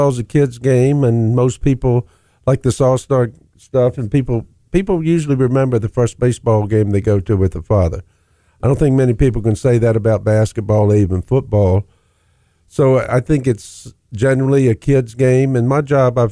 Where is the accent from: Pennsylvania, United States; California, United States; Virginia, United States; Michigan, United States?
Virginia, United States; I grew up in Virginia